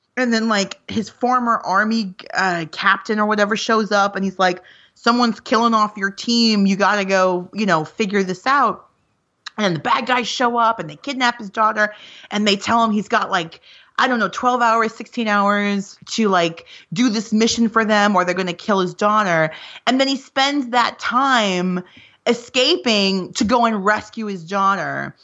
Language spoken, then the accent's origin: English; New York, United States; I grew up here in New York